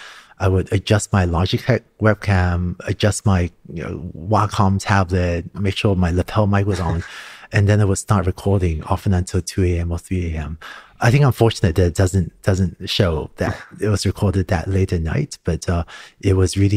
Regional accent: Hong Kong; also born or lived in Singapore; Growing up in Hong Kong and Singapore, I started learning to code when I was 5 or 6 years old.

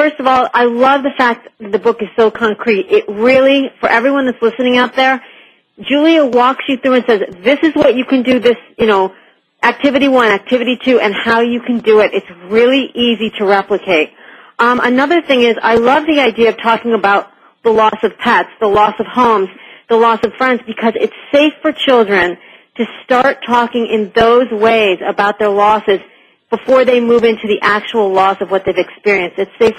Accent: New York, United States; also born or lived in Connecticut; We moved from Connecticut to upstate New York, and it was huge for me because I loved the school I was in, and I had a lot of friends, and moving was a big transition.

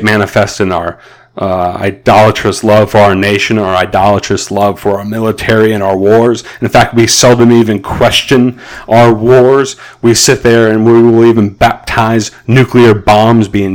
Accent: United States

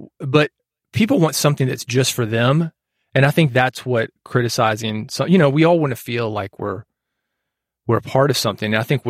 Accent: Nashville, Tennessee, United States; I'm from Nashville.

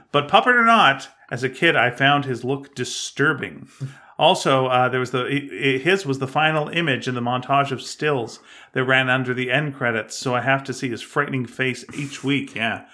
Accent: Canada; accent: Canadian; I'm Canadian

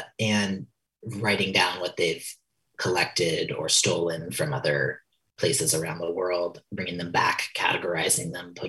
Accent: New York, United States; that story taking place in kind of a facsimile of my hometown in a very rural part of upstate New York

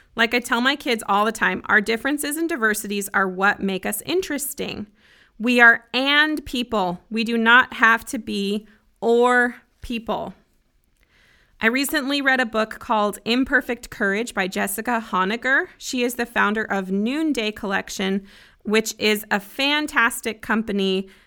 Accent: Broomfield, Colorado, United States; moved away as an adult; also born or lived in Grand Junction, Colorado; now in Nashville, United States; I grew up in a city called Broomfield, just north of Denver.

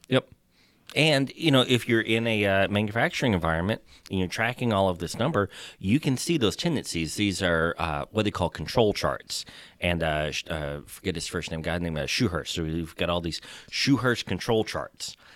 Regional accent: Texas, United States; accent: Texas; my Texas accent

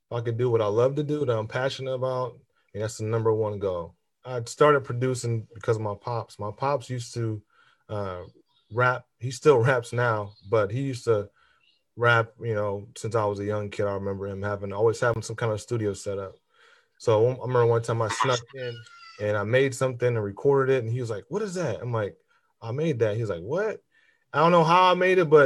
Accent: Fort Wayne, Indiana, United States; born or raised there; also born or lived in St. Paul, Minnesota

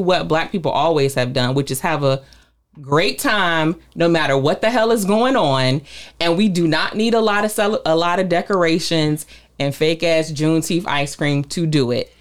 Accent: Virginia, United States; growing up, I'm from Virginia

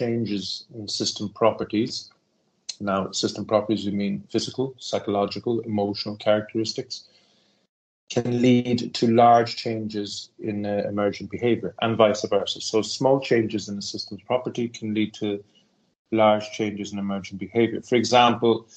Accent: Cork, Munster, Ireland; moved away as an adult; now in Stockholm, Sweden; I'm originally from Cork City in Ireland, but I've been living in Stockholm, Sweden since 1994.

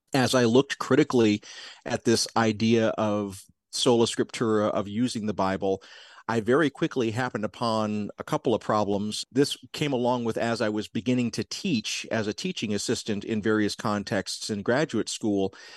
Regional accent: South Georgia, United States; also born or lived in Tennessee; I grew up in South Georgia

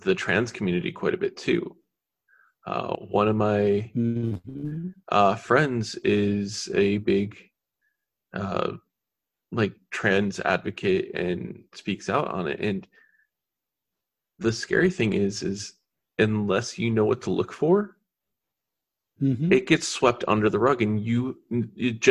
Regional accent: Michigan, United States; I grew up in Michigan

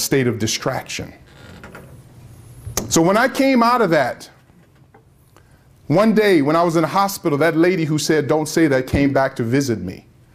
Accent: Tempe, Arizona, United States; I'm from Tempe, Arizona, Phoenix, Arizona

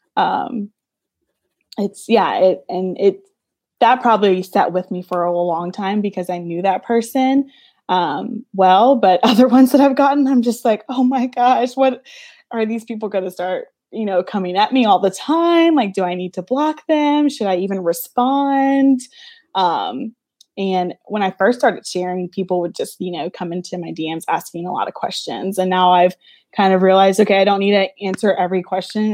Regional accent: Louisiana, United States; I'm from Louisiana

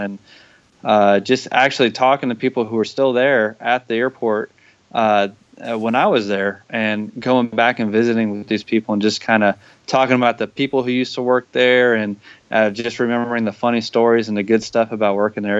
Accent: Tampa, Florida, United States; moved away; I'm from Tampa

